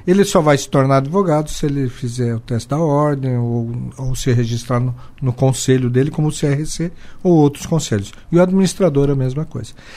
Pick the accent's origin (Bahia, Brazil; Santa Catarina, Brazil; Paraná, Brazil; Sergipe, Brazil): Santa Catarina, Brazil; Joaçaba; Eu sou natural de Joaçaba e criado em Joaçaba